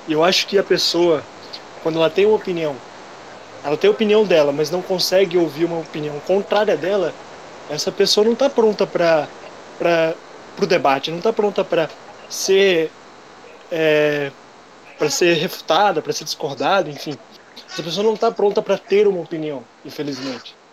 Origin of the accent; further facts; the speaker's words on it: União da Vitória, Paraná, Brazil; sou de União da Vitória, Paraná. Uma cidade que fica no interior aí do Paraná